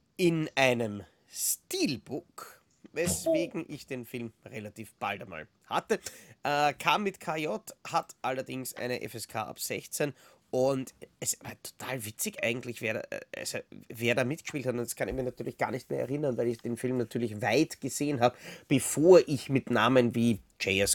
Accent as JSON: {"language": "German", "country": "Austria", "said": "bei uns in Österreich"}